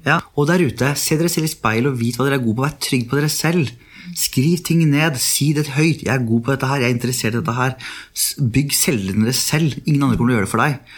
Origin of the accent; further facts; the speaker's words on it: Oslo, Norway; also born or lived in Netherlands; Jeg er jo halvt norsk, halvt meksikaner. Ja. Oppvokst på Furuset, Oslo øst